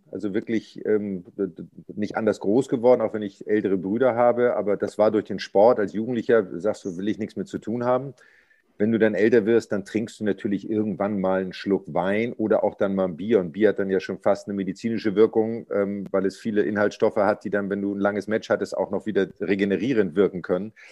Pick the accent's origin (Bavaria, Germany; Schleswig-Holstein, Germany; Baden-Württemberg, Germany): Schleswig-Holstein, Germany; Pinneberg; born there; Ich bin in Pinneberg geboren, bin ja aber nur im Krankenhaus geboren und habe dann in einem Zaun gelebt.